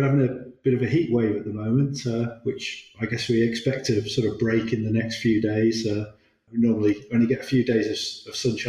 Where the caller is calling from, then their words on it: Stratford-upon-Avon, West Midlands, United Kingdom; I'm based in the Midlands, just by Stratford-on-Avon.